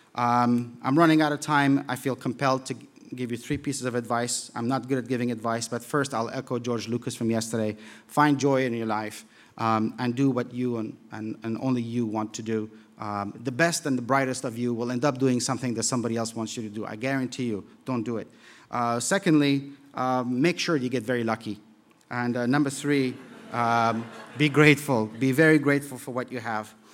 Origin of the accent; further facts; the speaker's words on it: Kabul, Afghanistan; moved away; also born or lived in Europe; growing up in Kabul in the seventies